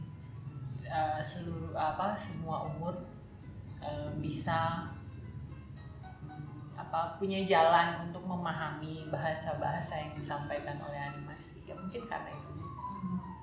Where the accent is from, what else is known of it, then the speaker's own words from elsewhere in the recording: Batam, Riau Islands, Indonesia; moved away as an adult; also born or lived in Jakarta; saya tumbuh di kota Batam di pulau Batam